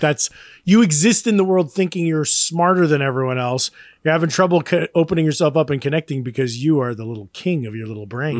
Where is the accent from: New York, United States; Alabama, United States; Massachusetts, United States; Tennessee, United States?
New York, United States; as a New Yorker